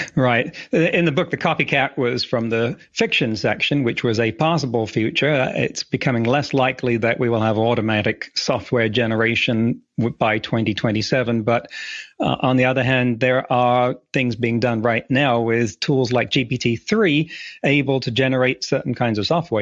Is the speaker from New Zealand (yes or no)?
no; England, United Kingdom; moved away as an adult; also born or lived in California; now in Vancouver Island, Canada; I grew up in England